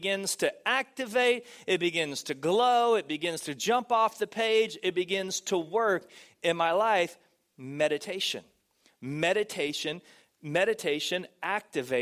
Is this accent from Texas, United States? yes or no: yes; Texas, United States; now in California, United States; I grew up in Texas, and in Texas we had a lot of farms and a lot of cows